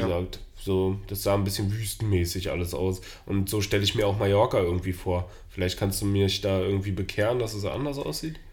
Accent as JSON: {"language": "German", "region": "Berlin", "country": "Germany"}